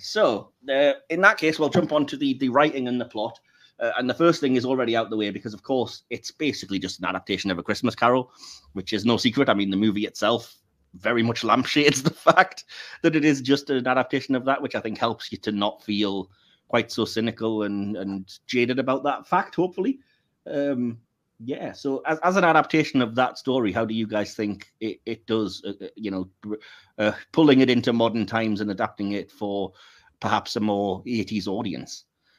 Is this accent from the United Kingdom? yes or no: yes; United Kingdom; I'm British.